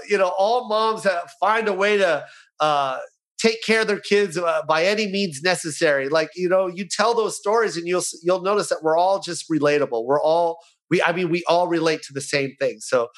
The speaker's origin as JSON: {"language": "English", "country": "United States", "said": "I hate telling people I'm half Filipino, half white"}